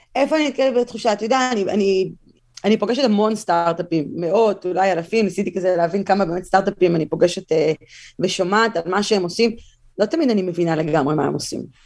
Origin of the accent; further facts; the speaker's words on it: Tel Aviv, Tel Aviv District, Israel; moved away as an adult; now in United States; נולדתי בתל אביב, גדלתי בתל אביב